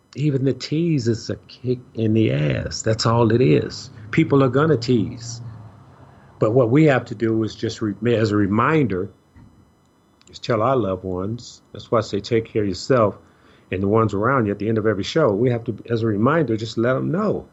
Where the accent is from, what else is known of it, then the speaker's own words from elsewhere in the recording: Chicago, Illinois, United States; a young lady I grew up with in Chicago